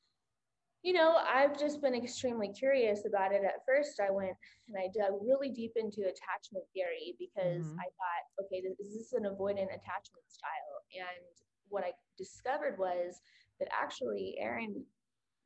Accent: Oklahoma, United States; I'm from Oklahoma

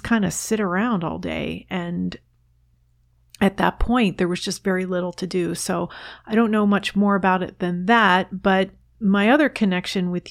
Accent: New Jersey, United States; I grew up in New Jersey

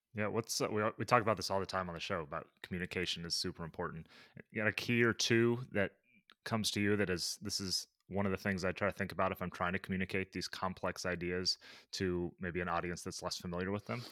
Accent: Midwest, United States; growing up in the Midwest where it wasn't much of a sport

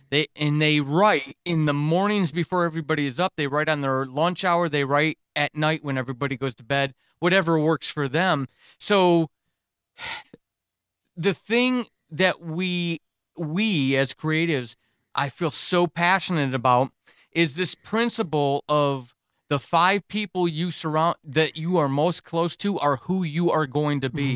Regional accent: New York, United States; moved away as an adult; also born or lived in Germany; I grew up in New York

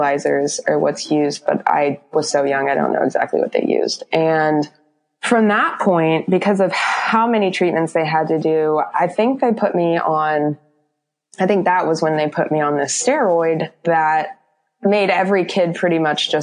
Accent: Florida, United States; also born or lived in Oklahoma; I am originally from Oklahoma, but I moved to Florida when I was in third going into fourth grade. Pretty much been here almost ever since

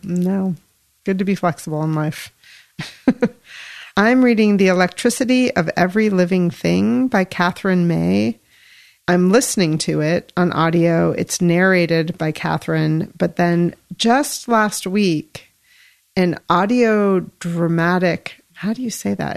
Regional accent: Yellow Springs, Ohio, United States; I grew up in Yellow Springs

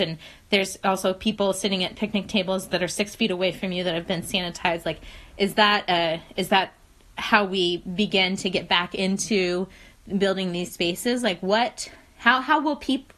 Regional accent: West Virginia, United States; moved away; I'm from West Virginia originally

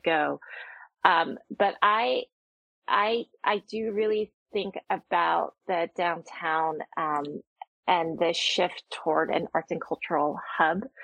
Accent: New Jersey, United States; now in Seattle, United States; growing up in New Jersey

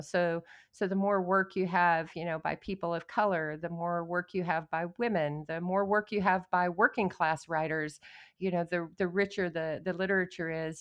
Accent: Odessa, Texas, United States; moved away as an adult; I was born and raised in Odessa, I left when I was eighteen

